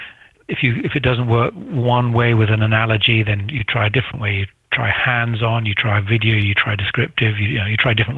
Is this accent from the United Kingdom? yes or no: yes; United Kingdom; also born or lived in Grantown-on-Spey, Scotland; being a Brit